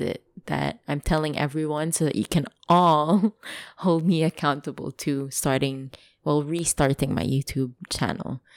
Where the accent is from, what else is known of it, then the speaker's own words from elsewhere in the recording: Dubai, United Arab Emirates; English is a second language; I grew up in Dubai.